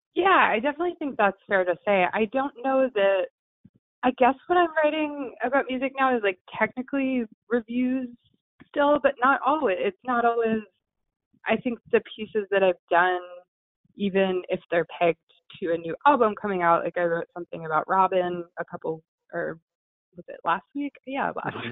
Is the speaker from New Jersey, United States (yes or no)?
yes; New Jersey, United States; I'm from New Jersey